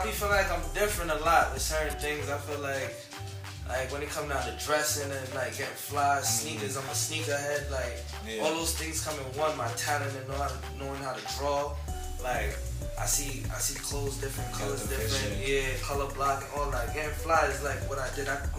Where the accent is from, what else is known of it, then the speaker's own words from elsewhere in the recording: New York City, New York, United States; I'm from Brooklyn